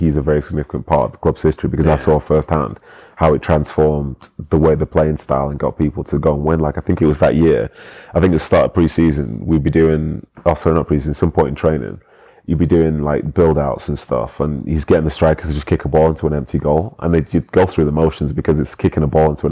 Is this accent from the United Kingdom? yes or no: yes; Manchester, North West England, United Kingdom; moved away as an adult; also born or lived in London; as a Mancunian